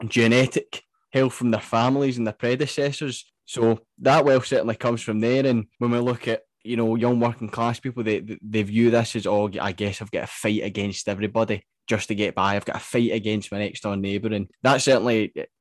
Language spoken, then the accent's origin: English; Scotland, United Kingdom; I was both growing up in Scotland